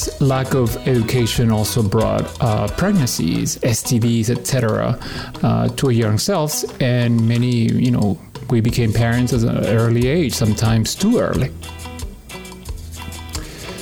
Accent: Peru; now in Washington, D.C. area, United States; I was born in Peru and I've lived in this area for the last 35 years

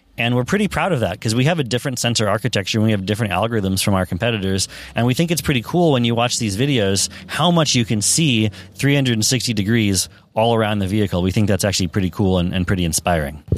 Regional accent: Silicon Valley, California, United States; I grew up in Silicon Valley

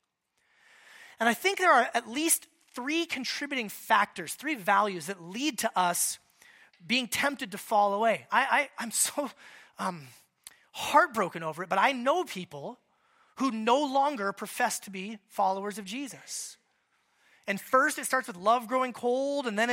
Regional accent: Anchorage, Alaska, United States; moved away; I'm from Anchorage, Alaska originally

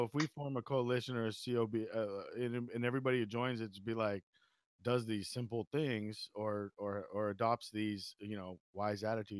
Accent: California, United States; I'm from California.

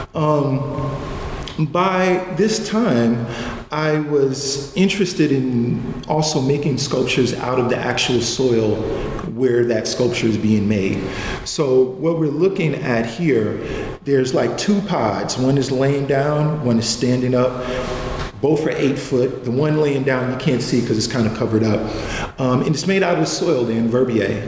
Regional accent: New York City, New York, United States; I'm from Clinton Hill, Bedford Stuyvesant area

